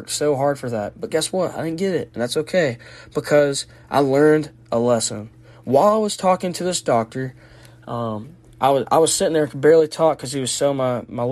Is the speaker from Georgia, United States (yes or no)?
yes; Georgia, United States; I'm from Georgia